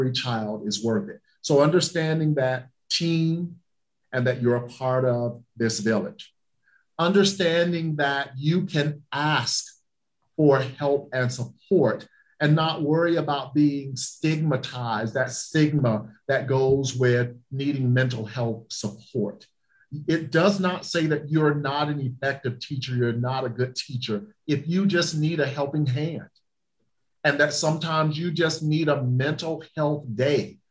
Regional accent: the South, United States; moved away; I'm from the South and we believe in Southern hospitality

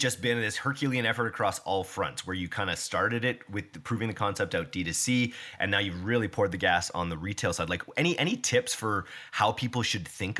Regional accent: Canada; we're so Canadian

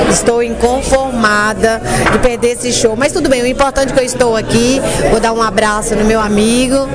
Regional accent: São Paulo, Brazil; Eu, eu, sou de São Paulo, sou amiga de alguns anos do Fabrício.

